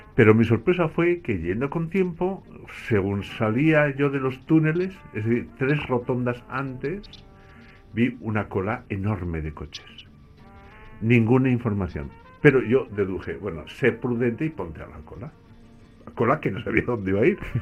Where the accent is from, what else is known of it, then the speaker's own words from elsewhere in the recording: Basque Country, Spain; crecí en el País Vasco